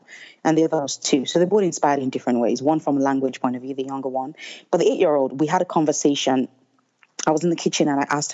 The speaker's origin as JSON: {"language": "English", "region": "Lagos", "country": "Nigeria", "tie": "born or raised there", "moved": "as an adult", "said": "growing up in Nigeria and Lagos, I grew up in a neighborhood where we had a lot of housemaids"}